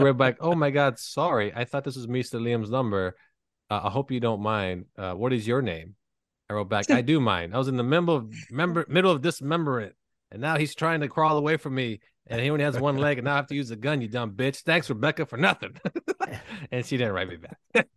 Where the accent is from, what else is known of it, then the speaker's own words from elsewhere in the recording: Canada; now in United States; I'm not an American citizen. I am from the land where they built the Blackberry